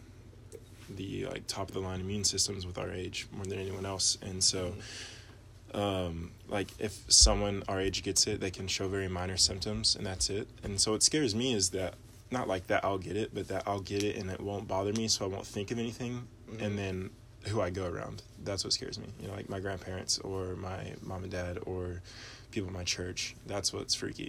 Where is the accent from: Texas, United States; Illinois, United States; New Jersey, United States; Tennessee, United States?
Tennessee, United States; Knox County; we were born and raised in Knox County.